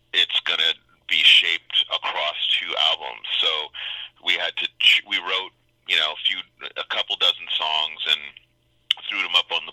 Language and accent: English; Montreal, Quebec, Canada; Montreal, Quebec.